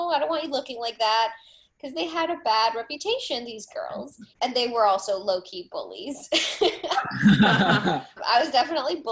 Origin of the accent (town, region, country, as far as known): South Florida, United States; born or raised there; first language Spanish; English is a second language; moved away as an adult; also born or lived in Venezuela; now in Los Angeles, United States